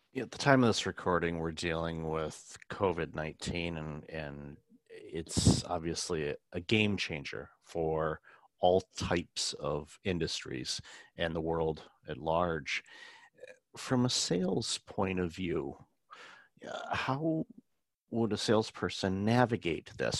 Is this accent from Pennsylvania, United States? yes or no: no; Detroit, Michigan, United States; I grew up in Detroit